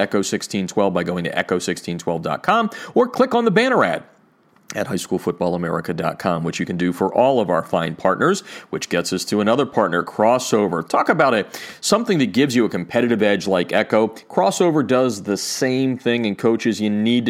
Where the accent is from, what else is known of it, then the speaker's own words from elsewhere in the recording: Easton, Pennsylvania, United States; moved away; my hometown of Easton, Pennsylvania